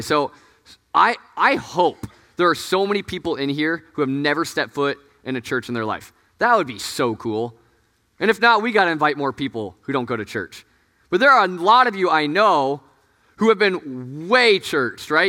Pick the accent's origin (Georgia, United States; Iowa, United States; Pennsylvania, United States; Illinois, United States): Iowa, United States; Des Moines; moved away; I'm from, like, Des Moines. That's, like, five hours of, from Chicago